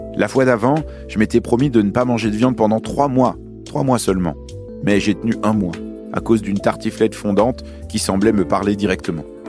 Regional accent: Lyon, Auvergne-Rhône-Alpes, France; also born or lived in Beirut, Lebanon; Je suis né à Beyrouth, au Liban, et j'ai grandi à Lyon, dans le Rhône

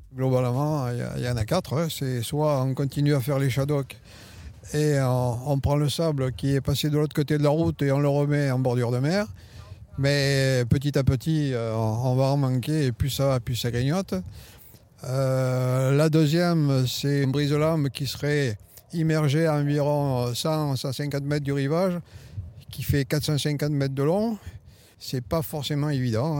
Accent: La Crau, near Hyères, Provence-Alpes-Côte d'Azur, France; Je suis né à la Croix, dans la région tout près d'hier

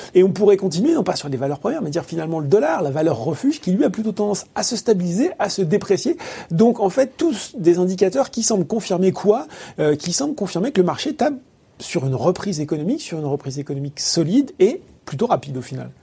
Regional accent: France; chez nous, en France

